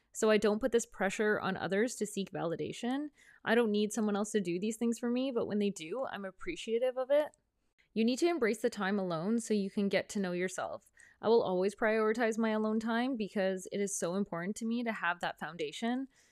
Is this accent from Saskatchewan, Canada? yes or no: no; Prince Rupert, British Columbia, Canada; moved away as an adult; also born or lived in Vancouver; My hometown, Prince Rupert, is a small town up north